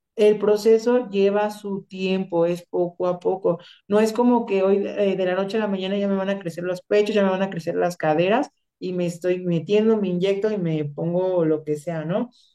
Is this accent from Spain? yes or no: no; Michoacán, Mexico; yo soy de Michoacán